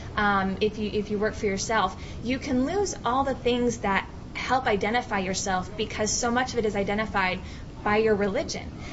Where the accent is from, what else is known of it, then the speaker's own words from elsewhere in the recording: Iowa, United States; growing up in Iowa